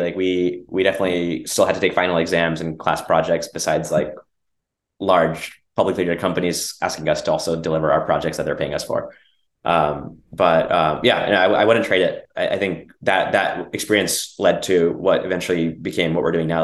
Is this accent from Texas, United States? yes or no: yes; Dallas, Texas, United States; also born or lived in Bangalore, India; I grew up in Texas